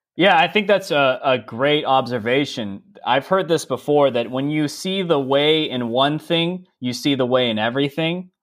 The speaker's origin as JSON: {"language": "English", "town": "San Diego", "region": "California", "country": "United States", "also_born_or_lived": "San Francisco, United States", "moved": "as an adult", "said": "I'm originally from San Diego"}